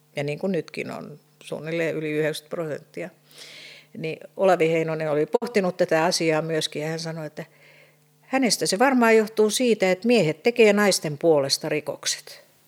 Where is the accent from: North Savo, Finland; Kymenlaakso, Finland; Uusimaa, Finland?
Uusimaa, Finland; Helsinki; mä olen Helsingistä kotoisin, niin mähän opiskelin kotoa käsin